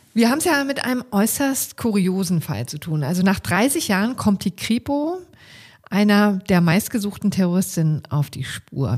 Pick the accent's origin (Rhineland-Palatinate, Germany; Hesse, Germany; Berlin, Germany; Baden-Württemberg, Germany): Berlin, Germany; als Berlinerin